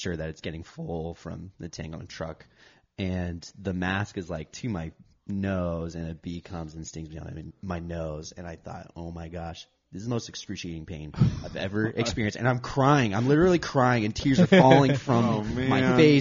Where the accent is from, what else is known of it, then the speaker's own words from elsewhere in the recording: Shafter, California, United States; I grew up in the Central Valley